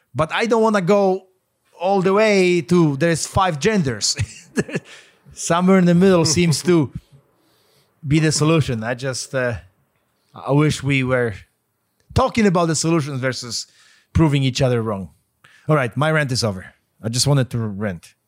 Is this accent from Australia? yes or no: no; Poland; moved away; I grew up in Poland